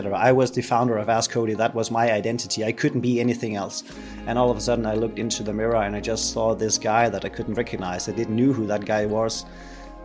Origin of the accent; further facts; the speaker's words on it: Denmark; I'm a Dane. I'm from Denmark.